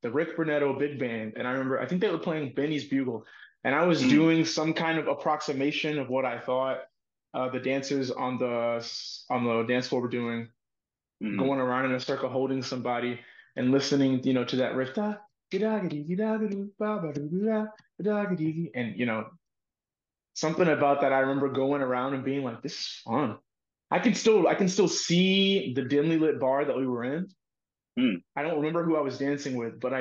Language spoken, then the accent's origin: English; Dallas, Texas, United States; I grew up in Dallas, Texas